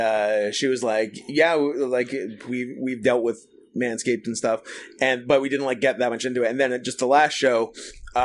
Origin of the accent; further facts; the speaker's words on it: Canada; we're from Canada